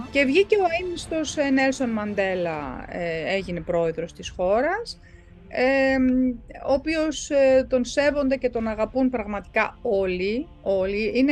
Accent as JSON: {"language": "Greek", "country": "South Africa", "tie": "born there", "said": "Δηλαδή η πατρίδα μου είναι Νότια Αφρική, εφόσον εγώ γεννήθηκα εκεί και δεν έχω πάει ποτέ στην Ευρώπη."}